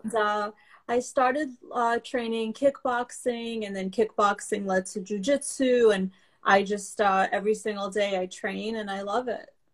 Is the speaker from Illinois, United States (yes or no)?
no; New York City, New York, United States; first language Russian; English is a second language; also born or lived in Belarus; I came over mm-hmm. when I was five and a half years old, and I grew up in Brooklyn.